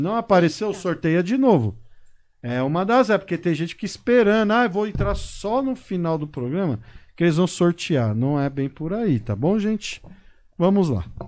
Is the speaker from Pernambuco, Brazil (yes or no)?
no; São Paulo, Brazil; moved away as an adult; now in Botucatu, Brazil; Nasci em São Paulo, paulistano da gema.